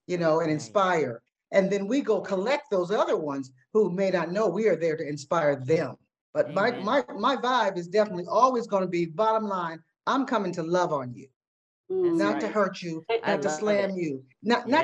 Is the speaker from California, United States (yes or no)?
yes; California, United States; I'm from California.